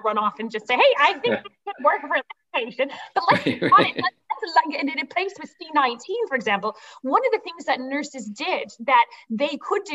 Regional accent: Midwest, United States; moved away; also born or lived in United Kingdom; I'm originally from the Midwest

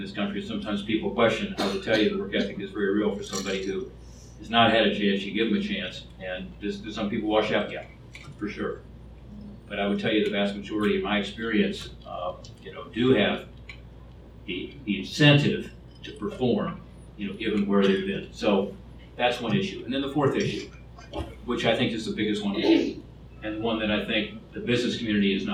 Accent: Ohio, United States; my home state of Ohio

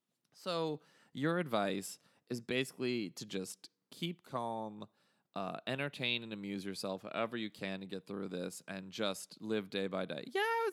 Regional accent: Bavaria, Germany; but I grew up in Germany in the 70s and in the 80s was most of the time that I spent as an adolescent boy in Bavaria.

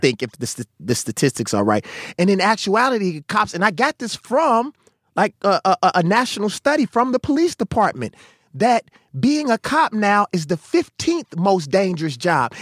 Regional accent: Mississippi, United States; I come from Mississippi

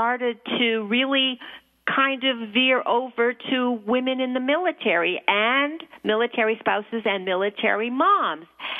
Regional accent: Toronto, Ontario, Canada; moved away as an adult; also born or lived in New York; I'm from Toronto.

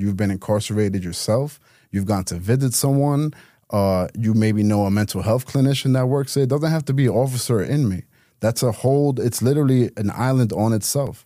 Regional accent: New York City, New York, United States; moved away as an adult; now in Miami, United States; New York City, uh, native, born and raised in Queens

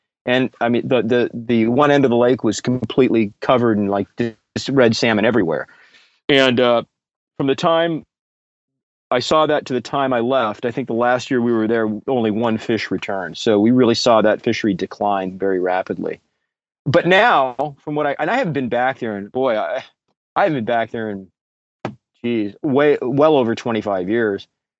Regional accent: San Diego, California, United States; also born or lived in Idaho; So I'm from San Diego. I'm a third generation San Diegan

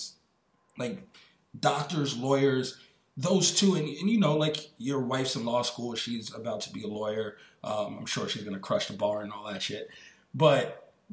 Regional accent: New York, United States; where I grew up in New York, like on my block

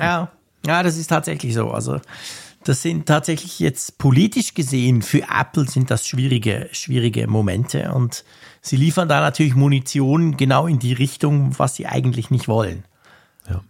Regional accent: Switzerland

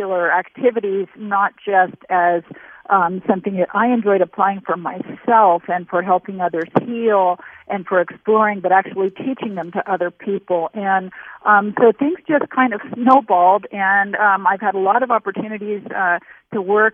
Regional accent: San Francisco, California, United States; I was born in San Francisco

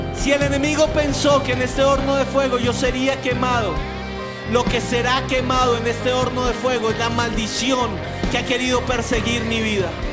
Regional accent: Colombia; como colombianos

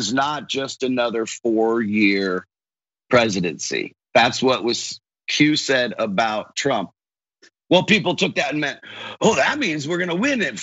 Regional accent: Largo, Florida, United States; I grew up in Largo, Clearwater area, Florida.

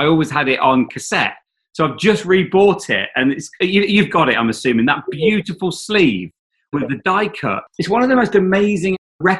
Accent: East Midlands, United Kingdom; I saw my wife on the bus. We grew up in Leicestershire.

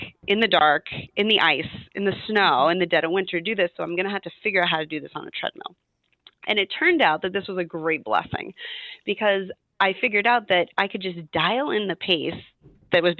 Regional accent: Midwest, United States; moved away as an adult; now in Providence, United States; I grew up in the Midwest

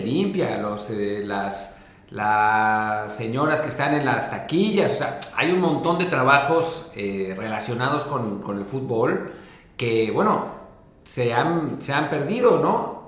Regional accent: Mexico City, Mexico; moved away as an adult; also born or lived in Los Angeles; now in Spain; me fui de México hace 14 años

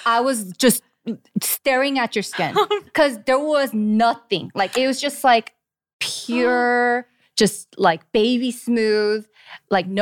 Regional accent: California, United States; I'm from California too, so warm area

